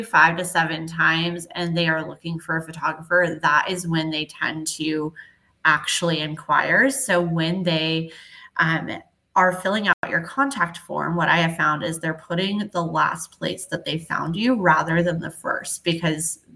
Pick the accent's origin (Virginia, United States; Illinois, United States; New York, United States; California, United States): California, United States; Southern; moved away as an adult; now in Dallas, United States; I am originally from Southern California.